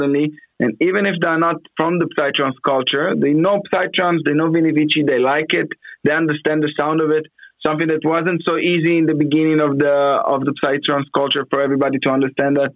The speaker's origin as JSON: {"language": "English", "town": "Afula", "region": "Northern District", "country": "Israel", "tie": "born or raised there", "moved": "as an adult", "lives_now": "Sao Paulo, Brazil", "said": "I was born in Israel, in Afula."}